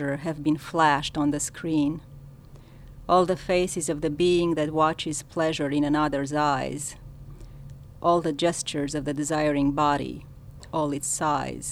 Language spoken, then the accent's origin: English; Romania; first language Romanian; English is a second language; moved away as an adult; now in United States; as you can tell from my accent. My first language is Romanian